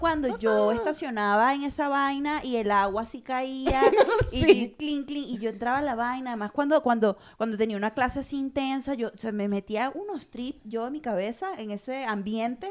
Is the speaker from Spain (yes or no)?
no; Los Teques, Miranda, Venezuela; moved away